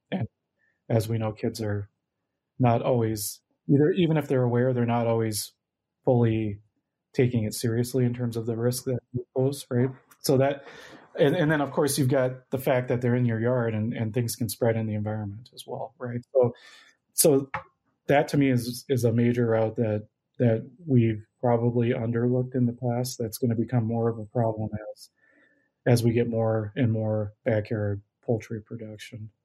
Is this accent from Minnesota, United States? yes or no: yes; Minnesota, United States; moved away as an adult; also born or lived in North Dakota; I grew up in Minnesota and would love to come home.